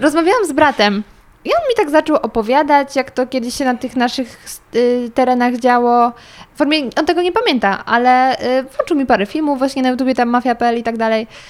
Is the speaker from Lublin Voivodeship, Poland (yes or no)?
no; near Zgorzelec, Lower Silesian Voivodeship, Poland; jestem z Dolnego Śląska, okolice Zgorzelca